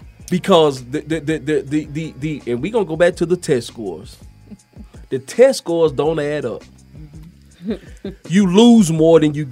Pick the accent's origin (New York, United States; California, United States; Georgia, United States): Georgia, United States; Atlanta; Atlanta, Georgia.